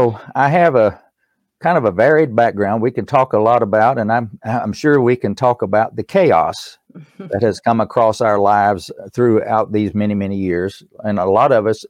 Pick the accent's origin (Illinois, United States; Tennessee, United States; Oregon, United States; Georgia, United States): Tennessee, United States; Erwin; accent: East Tennessee; I was born in East Tennessee in a little town called Irwin